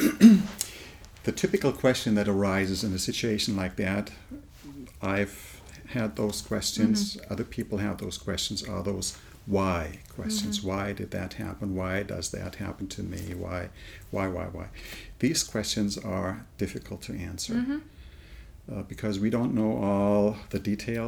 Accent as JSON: {"language": "English", "country": "Germany", "tie": "born or raised there", "also_born_or_lived": "England / United States", "moved": "as an adult", "said": "I was born and raised in Germany"}